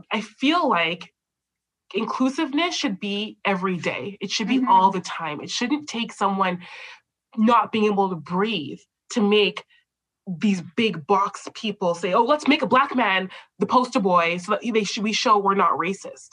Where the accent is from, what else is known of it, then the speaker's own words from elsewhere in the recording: Canada; we're both Canadian born like I'm Canadian born